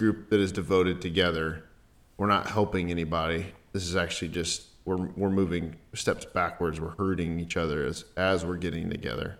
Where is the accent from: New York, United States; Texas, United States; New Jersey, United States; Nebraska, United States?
Texas, United States; Dallas; I grew up in Dallas